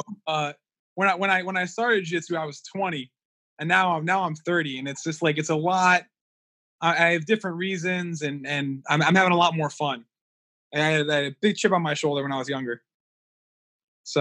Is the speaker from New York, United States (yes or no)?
no; Connecticut, United States; I grew up here in Connecticut for the most part